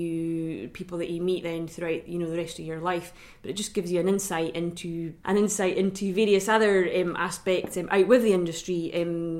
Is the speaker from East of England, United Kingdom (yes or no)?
no; Drumnadrochit, Scotland, United Kingdom; I'm from Rycanagan Farm at Drumnadrochit, which is just outside Inverness